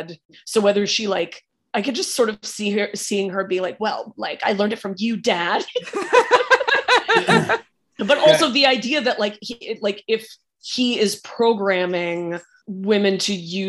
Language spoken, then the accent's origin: English; California, United States; I'm from California